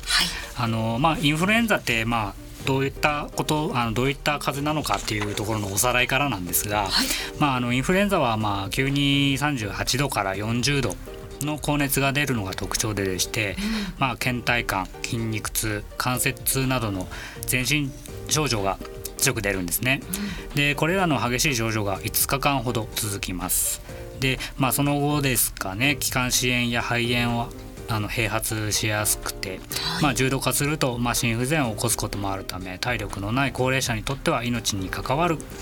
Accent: Miyagi, Japan; moved away; 実家がちょっと東北の方のもんですから

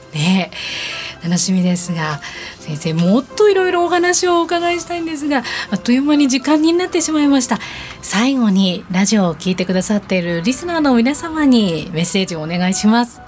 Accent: Tokorozawa, Saitama, Japan; 所沢出身住んでいる

